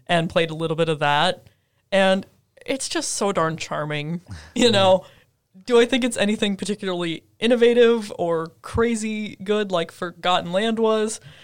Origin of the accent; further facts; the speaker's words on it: Minnesota, United States; moved away as an adult; back home in Minnesota